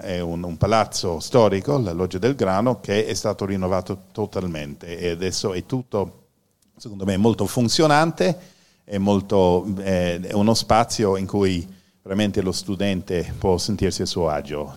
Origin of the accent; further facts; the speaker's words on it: Ireland; Italian is a second language; now in Italy; sono irlandese e questa è la mia pronuncia.